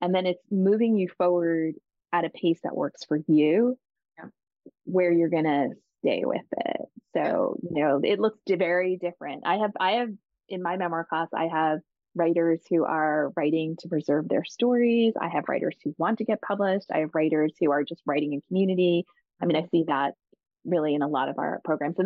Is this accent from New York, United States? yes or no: yes; Long Island, New York, United States; I grew up biracial on Long Island in a, you know, Italian Irish community